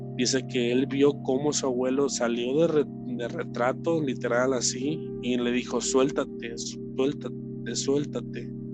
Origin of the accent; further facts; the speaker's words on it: Guadalajara, Jalisco, Mexico; nos mudamos de aquí, eh, de Guadalajara, hacia, hacia otra ciudad